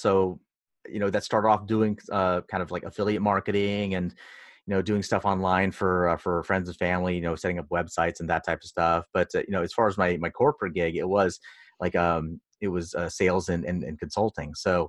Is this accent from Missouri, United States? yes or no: no; New York, United States; moved away as an adult; now in Los Angeles, United States; So I moved out from New York, in upstate New York, to LA for the job. And it was very different.